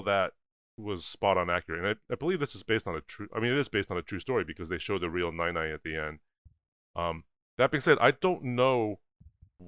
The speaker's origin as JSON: {"language": "English", "country": "United States", "tie": "born or raised there", "said": "I grew up in America"}